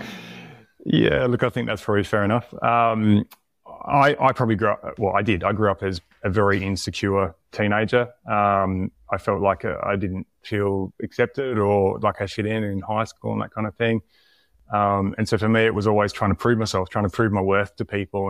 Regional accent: Tasmania, Australia; moved away; also born or lived in South Australia; I grew up in Tasmania, moved to South Australia

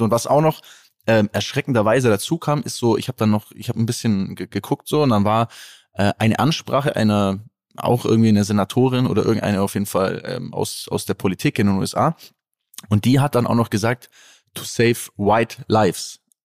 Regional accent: Germany; für mich als Deutscher

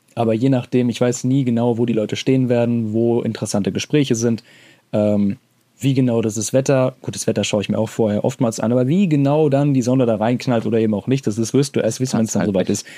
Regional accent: Hesse, Germany; accent: Hessian; so vor Ort rede ich auch mal in meinem Dialekt

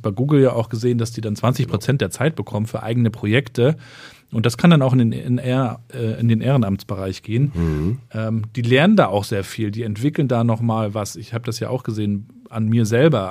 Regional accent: Rostock, Mecklenburg-Vorpommern, Germany; Ich bin ja in Rostock in Warnemünde aufgewachsen

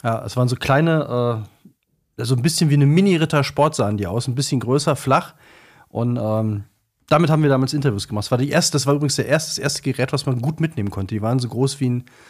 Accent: Cologne, North Rhine-Westphalia, Germany; also born or lived in Bremen; als Kölner

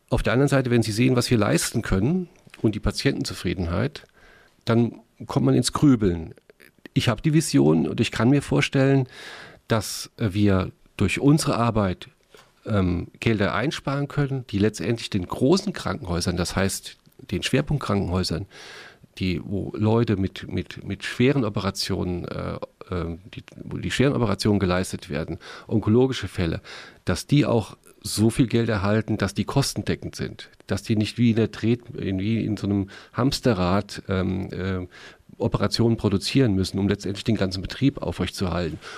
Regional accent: Mainz, Rhineland-Palatinate, Germany; Meine Heimatstadt.

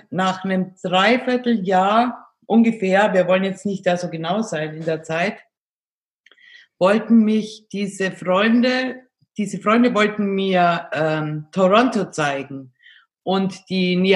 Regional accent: Bavaria, Germany; ich {S0} bin in Augsburg geboren, und bin aufgewachsen in einem kleinen Ort äh, in der Nähe von Augsburg und bin aber schon sehr früh ins Internat gekommen

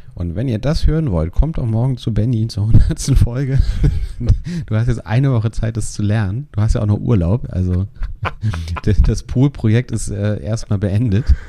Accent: Hamburg, Germany; so häufig verlasse ich meine Heimatstadt ja. nicht.

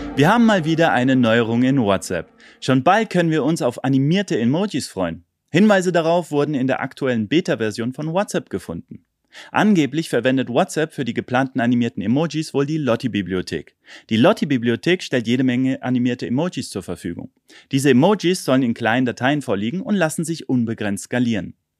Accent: Germany; bei uns in Deutschland

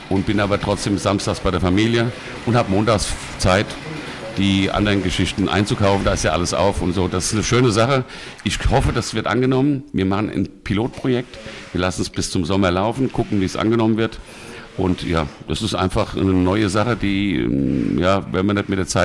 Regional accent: Bad Nauheim, Hesse, Germany; born there; Ich bin natürlich in Bad Nauheim geboren, bin da auch.

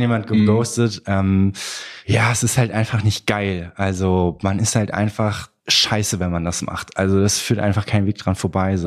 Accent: Troisdorf, North Rhine-Westphalia, Germany; now in Cologne, Germany; Bin in Trostorf geboren worden im Rheinland

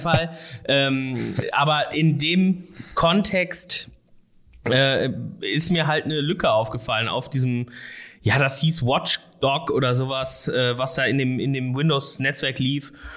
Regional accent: Erkrath, North Rhine-Westphalia, Germany; moved away as an adult; also born or lived in Düsseldorf / Koblenz; now in Ruhr area, Germany; ich komme nicht aus, äh, aus Essen gebürtig oder aus Gelsenkirchen oder irgendwo aus dem Ruhrgebiet, sondern aus Erkrath tatsächlich.

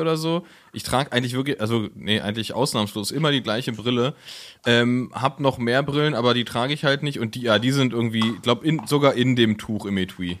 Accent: Berlin, Germany; als Berliner, der noch nie im Berghain war

